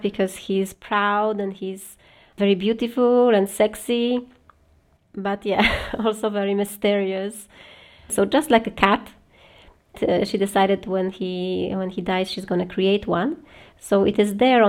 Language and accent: English; Poland; now in Paris, France; we are from Poland originally